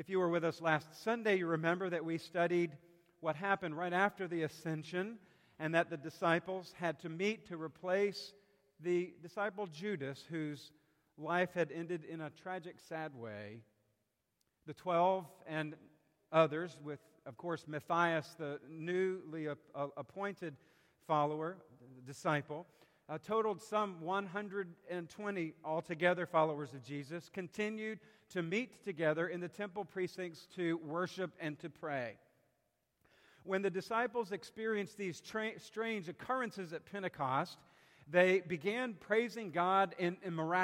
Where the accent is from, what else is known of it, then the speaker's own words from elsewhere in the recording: South Carolina, United States; my high school days growing up in South Carolina